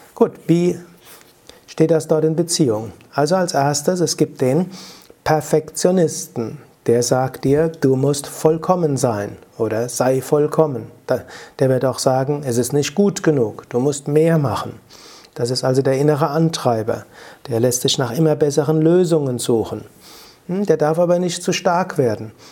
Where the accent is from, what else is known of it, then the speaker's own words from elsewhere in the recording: Rhenish Hesse, Rhineland-Palatinate, Germany; accent: Rheinhessisch; Mein Akzent, man hört das Rheinhessische raus